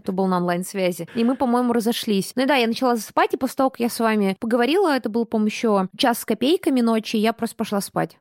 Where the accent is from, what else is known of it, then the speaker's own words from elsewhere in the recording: Buryatia, Russia; я выросла в Бурятии, я выросла в буддийской семье